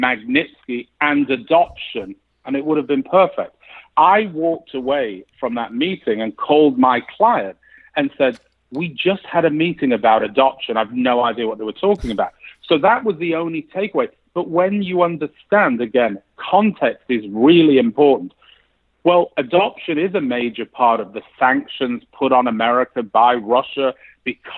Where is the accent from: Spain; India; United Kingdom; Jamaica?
United Kingdom; England; now in United States; I grew up in England